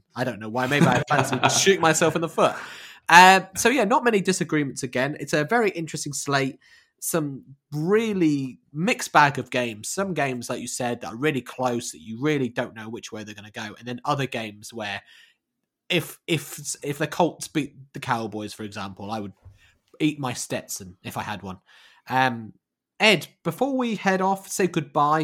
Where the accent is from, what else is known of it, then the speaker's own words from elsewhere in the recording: England, United Kingdom; as two English guys